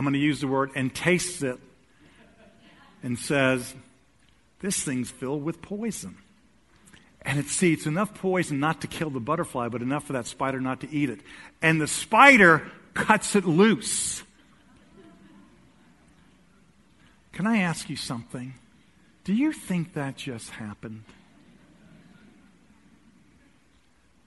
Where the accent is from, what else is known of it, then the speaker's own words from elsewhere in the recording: United States; we're American